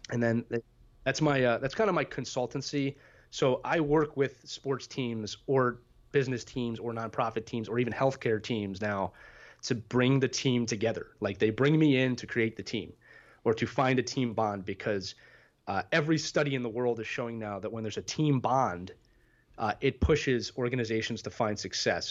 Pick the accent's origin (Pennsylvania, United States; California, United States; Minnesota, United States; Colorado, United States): Pennsylvania, United States; Philadelphia; also born or lived in northern New Jersey / New York City; born and raised in Philadelphia, Pennsylvania, uh, spent eighteen wonderful years here